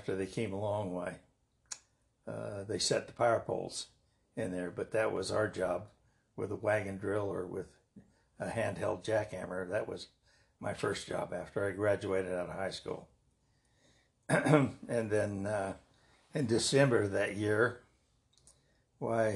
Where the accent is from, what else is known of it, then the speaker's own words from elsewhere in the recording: Caldwell, Idaho, United States; also born or lived in Salem, Oregon / Johnstown, Nebraska; where I grew up on Montana